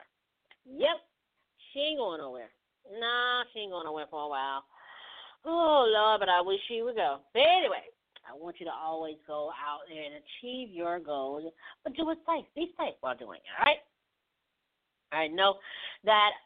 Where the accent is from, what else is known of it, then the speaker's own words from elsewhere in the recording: Mississippi, United States; my home state, Mississippi